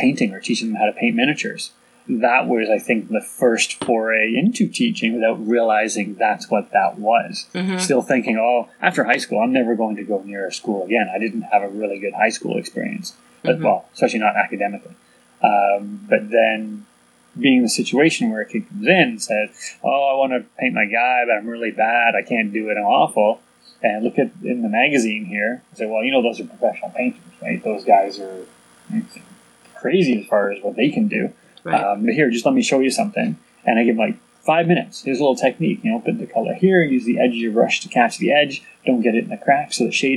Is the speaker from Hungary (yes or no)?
no; Canada; born or raised there; also born or lived in England